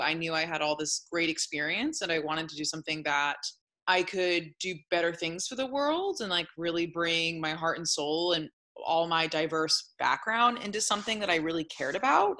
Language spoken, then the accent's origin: English; Sonoma, California, United States; also born or lived in San Francisco; growing up in Sonoma, I was around cannabis for many years